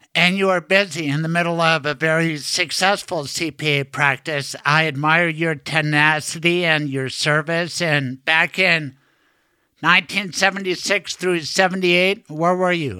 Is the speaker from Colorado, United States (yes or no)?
yes; Denver, Colorado, United States; welcome to my hometown